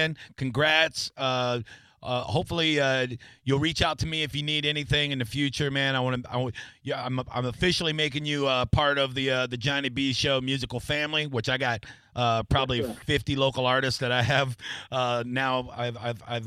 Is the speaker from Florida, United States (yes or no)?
yes; Tampa, Florida, United States; born and raised in Tampa